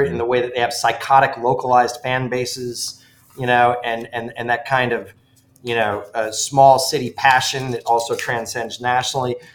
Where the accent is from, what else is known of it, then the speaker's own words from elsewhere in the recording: Ridgefield, Connecticut, United States; moved away; I grew up in the mean streets of Ridgefield, Connecticut